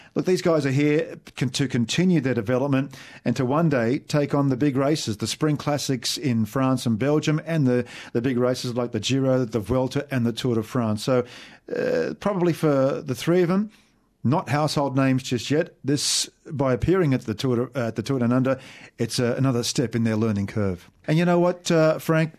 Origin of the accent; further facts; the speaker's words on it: Australia; as an Aussie